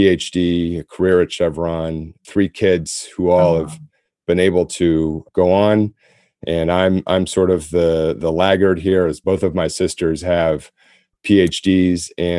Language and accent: English; United States; But I do think it was really more growing up in America, often in suburbs.